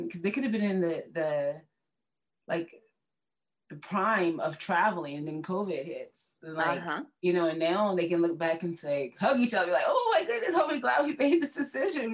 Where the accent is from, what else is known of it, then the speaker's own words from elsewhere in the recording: Washington, District of Columbia, United States; where are you from? I said, DC.